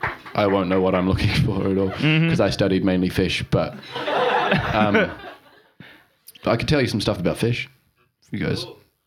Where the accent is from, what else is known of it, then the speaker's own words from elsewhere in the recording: Auckland, New Zealand; moved away as an adult; I'm North Islander. I grew up in Auckland.